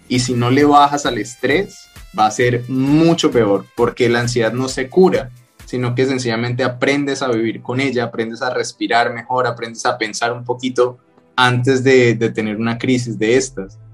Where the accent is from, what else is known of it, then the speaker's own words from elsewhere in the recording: Cali, Valle del Cauca, Colombia; moved away as an adult; also born or lived in Bogotá, Colombia; yo soy de Cali, en, Colombia, que es la capital de la salsa